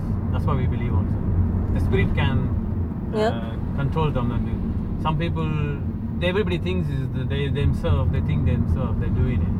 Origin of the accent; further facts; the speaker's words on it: India; I'm from India